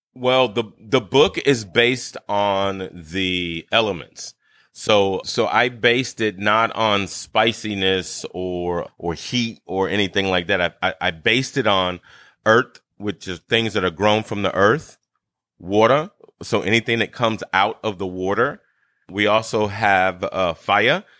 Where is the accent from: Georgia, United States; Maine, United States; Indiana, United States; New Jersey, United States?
Georgia, United States; Brunswick; also born or lived in Bridgeport, Connecticut; I was born in Bridgeport, Connecticut, however, and moved to my family's land on my mother's side of the family in Brunswick, Georgia